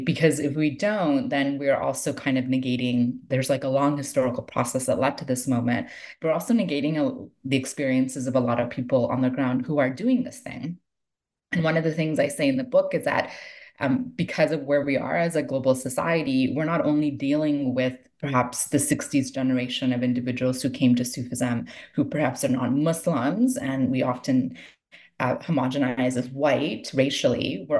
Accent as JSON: {"language": "English", "town": "Toronto", "region": "Ontario", "country": "Canada", "tie": "born or raised there", "said": "So Toronto, I spent the most time in, and this was partly just practical because I'm from Toronto. I grew up in Toronto, and I had the most connections to Sufi communities in Toronto."}